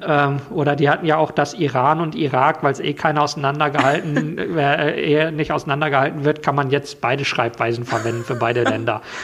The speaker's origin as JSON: {"language": "German", "country": "Germany", "said": "als Deutscher"}